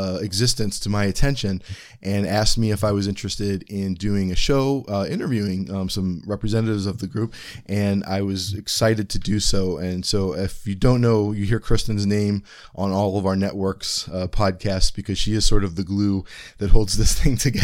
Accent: Ohio, United States; I'm from Ohio.

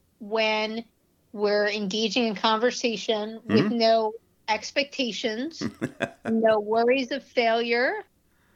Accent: New York, United States; I'm from New York

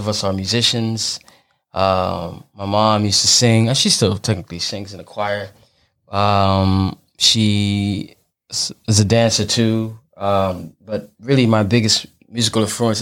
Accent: New York City, New York, United States; I'm born and raised in Brooklyn. Grew up in a few neighborhoods, but mostly in Flatbush and Gravesend

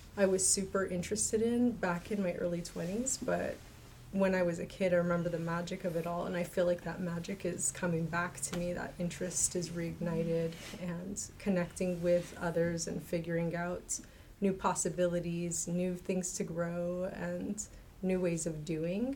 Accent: Alaska, United States; also born or lived in Two Grey Hills, New Mexico; now in Salt Lake City, United States; I grew up in Alaska mostly

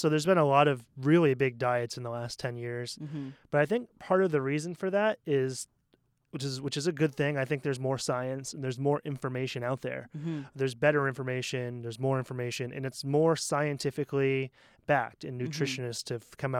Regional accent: Portland, Maine, United States; Especially, I come from Portland, Maine, which is a super hipstery, mm-hmm. very liberal town, and there's like actually gluten-free restaurants.

